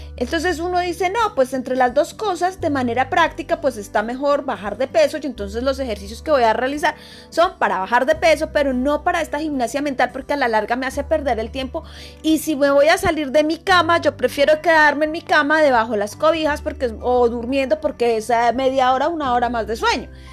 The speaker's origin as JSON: {"language": "Spanish", "country": "Colombia", "said": "soy colombiana"}